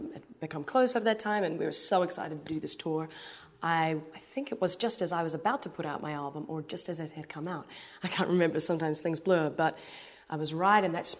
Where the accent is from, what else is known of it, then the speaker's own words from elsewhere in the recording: Hamilton, Waikato, New Zealand; now in New York City, United States; I'm from Hamilton, New Zealand.